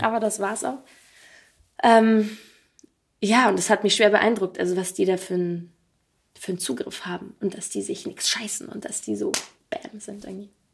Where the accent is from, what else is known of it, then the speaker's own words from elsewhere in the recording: Allgäu, Bavaria, Germany; ich bin so richtig auf dem Dorf aufgewachsen, in der Nähe von einer Kleinstadt